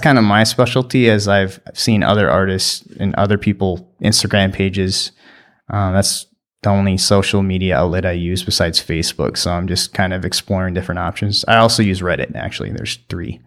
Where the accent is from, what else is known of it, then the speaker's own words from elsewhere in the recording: New London, United States; I grew up in New London and went to school there